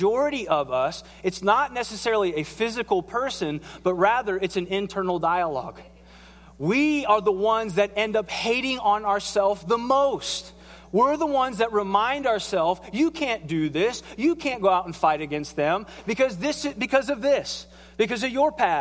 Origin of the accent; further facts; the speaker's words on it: southern Ohio, United States; I grew up in Ohio and in south part of Ohio